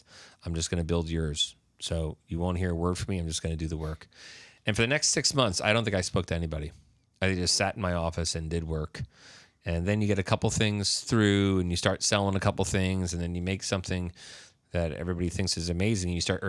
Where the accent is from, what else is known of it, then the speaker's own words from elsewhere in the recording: New York, United States; I was the guy from New York, right?